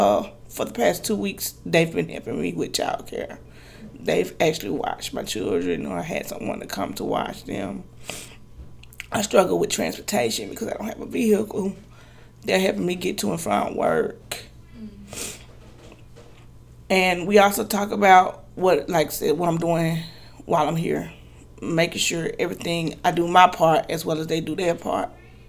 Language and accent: English; Grenada, Mississippi, United States; now in Texas, United States; I'm a single mother of five children. I come to Texas from Grenada, Mississippi.